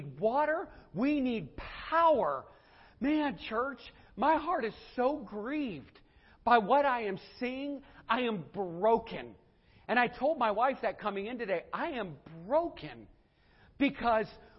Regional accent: United States; I'm an American

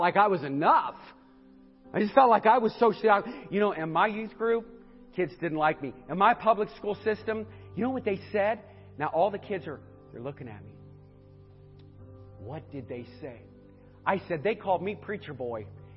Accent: northeastern Ohio, United States; I'm from up in northeastern Ohio.

